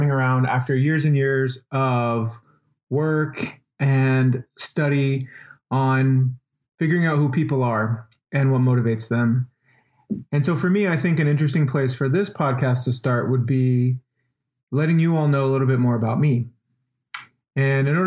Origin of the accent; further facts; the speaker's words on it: Albuquerque, New Mexico, United States; I'm from Albuquerque, born and raised, grew up there on the west side